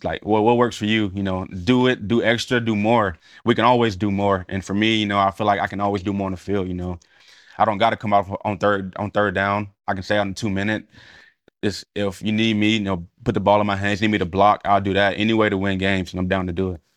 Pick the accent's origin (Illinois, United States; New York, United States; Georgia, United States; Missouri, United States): Georgia, United States; Cedartown; moved away; go back to my hometown with Mikey Worthington in the same weight room when I had nothing